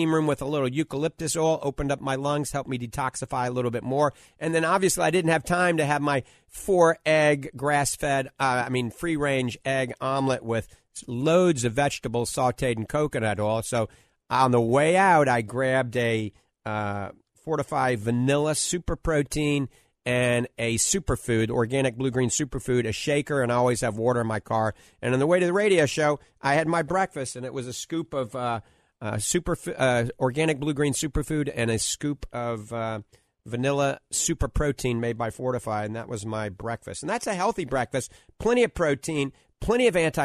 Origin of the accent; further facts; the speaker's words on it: New Orleans, Louisiana, United States; now in The Villages, United States; I grew up in New Orleans